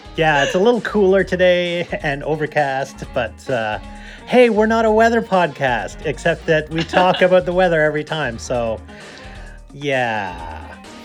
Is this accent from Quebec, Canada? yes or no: no; just outside of Toronto, Ontario, Canada; now in British Columbia, Canada; I grew up just outside of Toronto